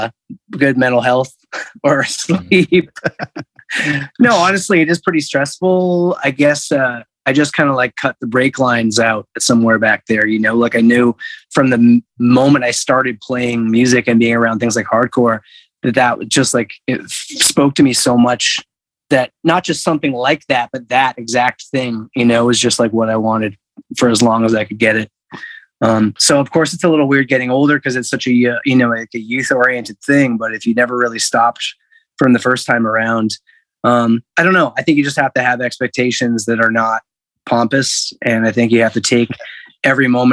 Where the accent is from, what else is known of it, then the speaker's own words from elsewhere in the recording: Hamilton, Ontario, Canada; moved away as an adult; also born or lived in Guelph / Montreal; now in Toronto, Canada; I was born in Toronto. And I grew up in Hamilton